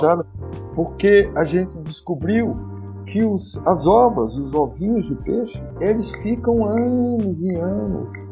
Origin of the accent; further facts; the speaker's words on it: Brazil; nossa posição como brasileiro